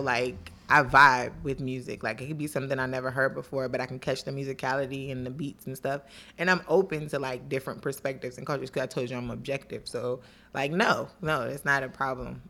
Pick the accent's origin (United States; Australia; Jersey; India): United States; Washington, District of Columbia; also born or lived in Maryland; I grew up in D C and Maryland